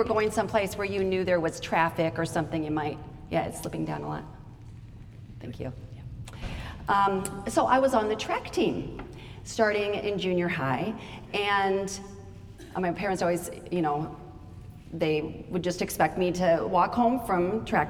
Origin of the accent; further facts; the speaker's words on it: Idaho, United States; I grew up in Idaho